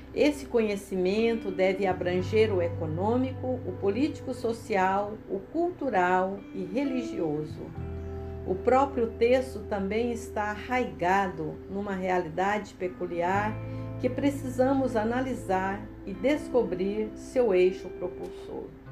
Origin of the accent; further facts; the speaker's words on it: Goiás, Brazil; moved away as an adult; now in Espírito Santo, Brazil; nasci e vivi em Goiás